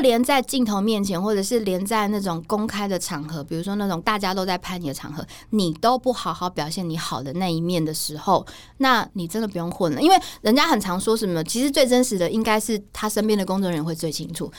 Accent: Taiwan; 我是来自台湾的记者

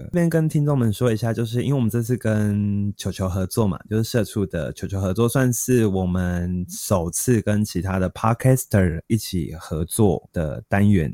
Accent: Kaohsiung, Taiwan; 我们南嗯。部，就是我们高雄人

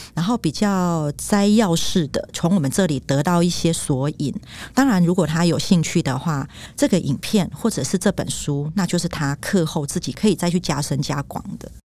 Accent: Taiwan; 我自己就是曾经在学校讲台语，然后被罚五块钱。哦，然后我还有挂上狗牌哦，就说我不爱说台语

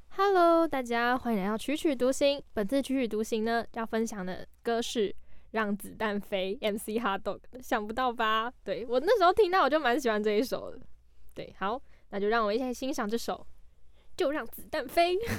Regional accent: Taiwan; 至少我觉得我们生在台湾是这样啦

